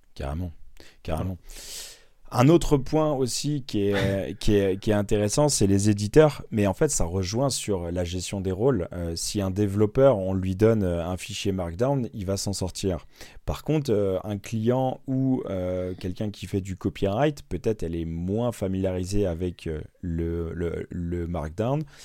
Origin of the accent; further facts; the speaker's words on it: Normandy, France; je suis normand